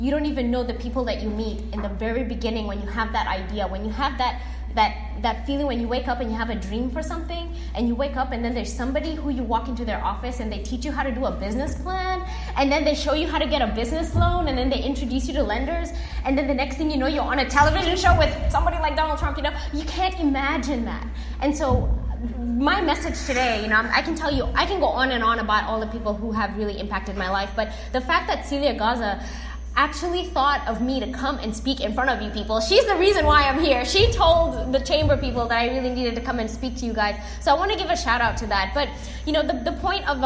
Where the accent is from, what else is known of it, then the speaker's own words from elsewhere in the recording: Kenya; moved away as an adult; also born or lived in Corpus Christi, Texas; now in Texas, United States; coming from Kenya as a Kenyan child, learning how to play golf, and then getting a golf scholarship at A&M Corpus Christi